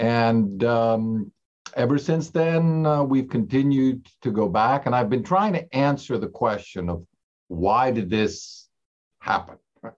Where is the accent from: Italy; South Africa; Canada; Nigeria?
Italy; moved away as an adult; also born or lived in Germany; now in United States; I grew up in the Russian emigration, which had three waves. I myself was born overseas, but into that fairly large community in Europe, in Germany, and went to school most of my life in Italy, and then came to the US for college